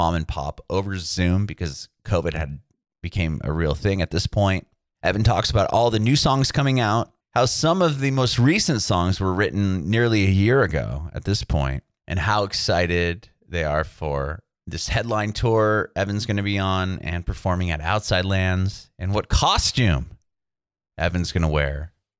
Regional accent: San Diego, California, United States; We're from San Diego, so California.

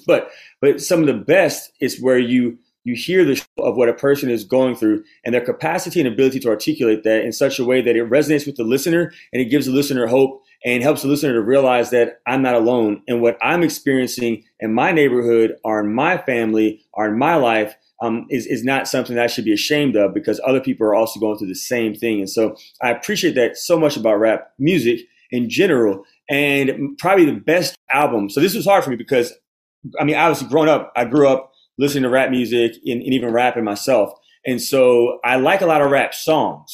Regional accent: Baton Rouge, Louisiana, United States; I'm from the Diocese of Baton Rouge

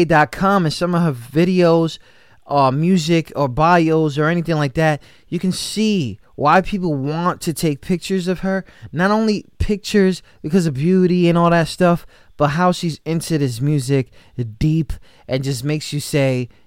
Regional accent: New York, United States; I'm from New York

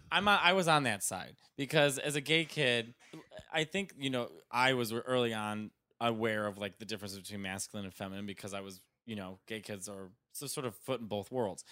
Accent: Arlington Heights, Illinois, United States; moved away as an adult; also born or lived in Chicago; I'm from Arlington Heights

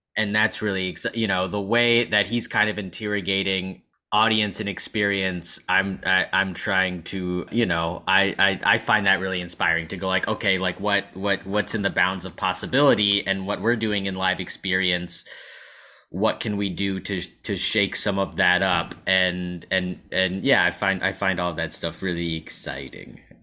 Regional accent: San Antonio, Texas, United States; moved away as an adult; I'm from San Antonio

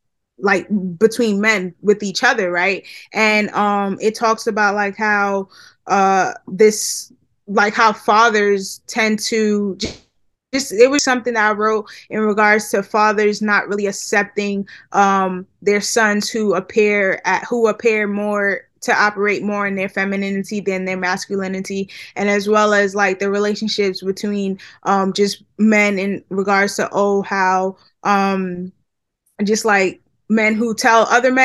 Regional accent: Nigeria; So I'm Nigerian from the Yoruba tribe, and actually, my parents are pastors, right?

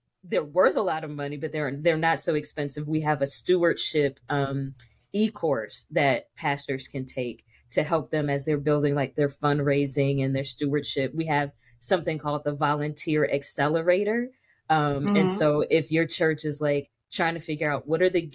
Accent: Dayton, Ohio, United States; I grew up in Dayton, Ohio, in a little bitty Baptist church in Dayton

